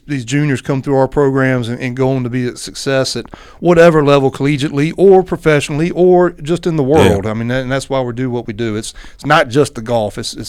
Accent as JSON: {"language": "English", "town": "Chapin", "region": "South Carolina", "country": "United States", "tie": "born or raised there", "said": "my hometown, Chapin, South Carolina."}